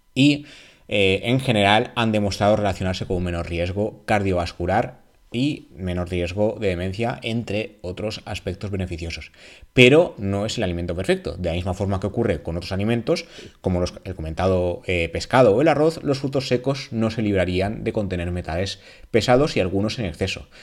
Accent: Valencian Community, Spain; en la comunidad valenciana

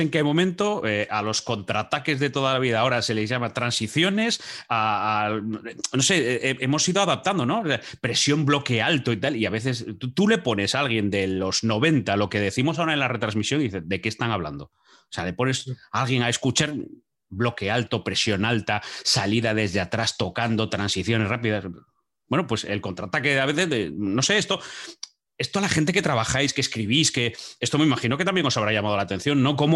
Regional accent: Asturias, Spain; Claro, para los que somos asturianos sabemos dónde está Ujo, sabemos lo que es Ujo

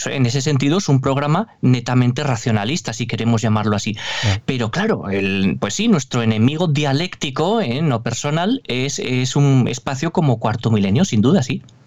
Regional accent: Navarre, Spain; accent: northern (norteño); el acento, ¿no? Norteño, yo soy navarro

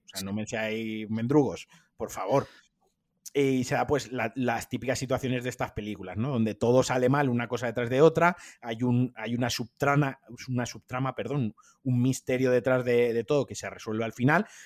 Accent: Spain; somos los españoles

